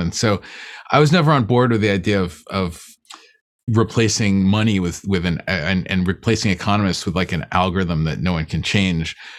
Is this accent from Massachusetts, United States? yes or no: yes; Boston, Massachusetts, United States; I grew up in in Boston. And well, when I was like, you know, I moved there when, when I was about 10 years old